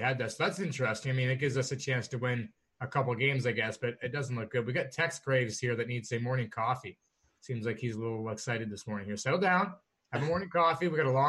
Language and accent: English; Canada; I'm Canadian.